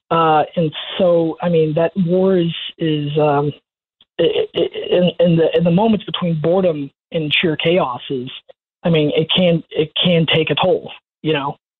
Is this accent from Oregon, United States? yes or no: no; Orlando, Florida, United States; I grew up in Orlando, Florida